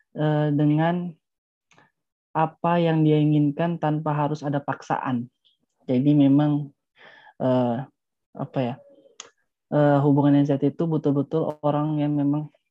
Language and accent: Indonesian; Palu, Central Sulawesi, Indonesia; saya asalnya dari Palu